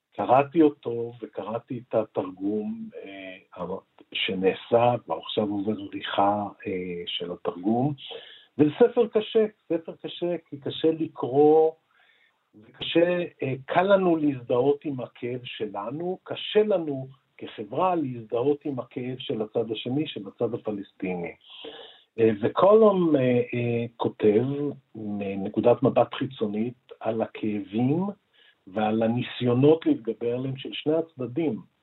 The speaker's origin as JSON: {"language": "Hebrew", "country": "Israel"}